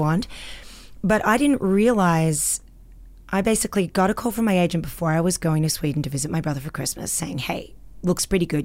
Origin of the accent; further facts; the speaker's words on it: Australia; accent: Australian; moved away as an adult; now in Canada; I'm Australian